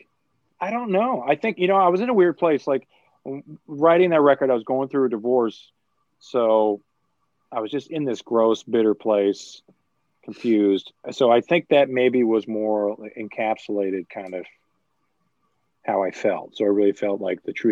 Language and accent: English; Vancouver, British Columbia, Canada; we grew up in Vancouver